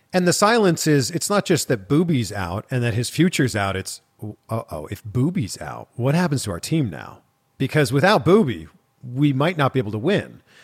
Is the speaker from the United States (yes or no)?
no; just outside of Toronto, Ontario, Canada; I grew up in Canada. I grew up just outside of Toronto.